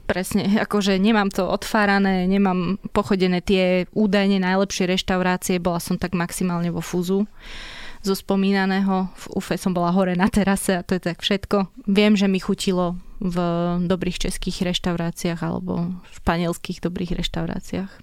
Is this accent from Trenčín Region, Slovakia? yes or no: yes; Prievidza, Trenčín Region, Slovakia; moved away; also born or lived in Handlová; ja teraz sa vraciam, keď chodím domov, tak do handlovej, mm-hmm. ale žila som väčšinu času v Prievidzi.